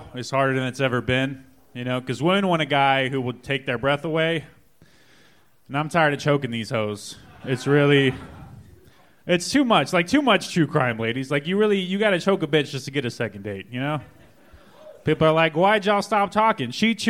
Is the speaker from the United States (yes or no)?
yes; Amarillo, Texas, United States; I'm from Amarillo, so uh-huh.